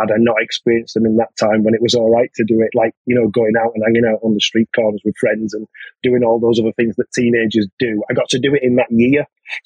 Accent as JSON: {"language": "English", "town": "Bradford", "region": "Yorkshire and the Humber", "country": "United Kingdom", "tie": "born or raised there", "said": "I'm from Bradford originally, so I ended up playing for Bradford City Boys."}